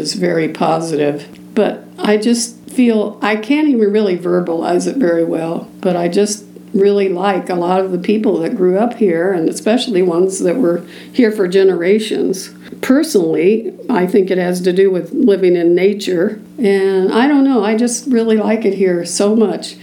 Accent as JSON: {"language": "English", "town": "Columbus", "region": "Indiana", "country": "United States", "tie": "born or raised there", "said": "I was born in Columbus, Indiana. My parents were both professionals there"}